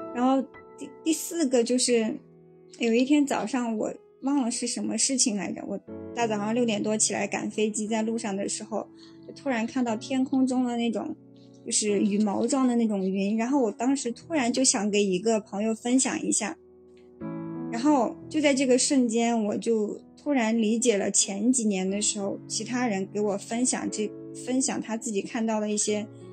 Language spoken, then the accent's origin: Chinese; northern China, China; 作为一个北方人对于海的执念